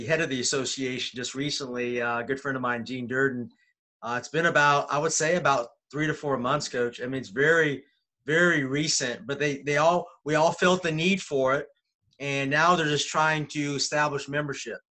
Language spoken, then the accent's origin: English; California, United States; now in Atlanta, United States; I'm from California, but I've been always coaching in Georgia